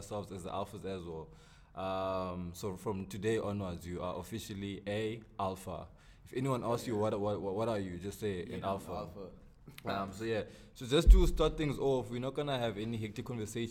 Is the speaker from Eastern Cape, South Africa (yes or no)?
yes; Eastern Cape, South Africa; I'm straight from the Eastern Cape, Ekonce.